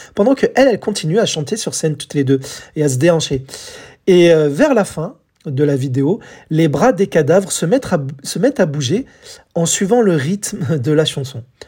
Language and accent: French; France; chez nous en France